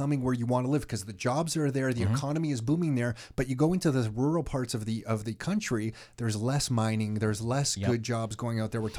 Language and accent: English; Mississauga, Ontario, Canada; Those two buildings where we grew up in Mississauga, we were just talking about them. Buildings. These are two rental buildings, east side of Mississauga, Burnhamthorpe on the border of Etobicoke, pretty much.